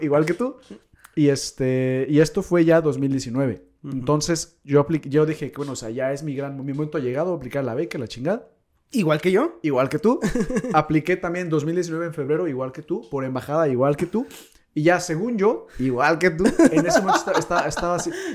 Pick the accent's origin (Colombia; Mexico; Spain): Mexico; moved away as an adult; now in South Korea; éramos dos mexas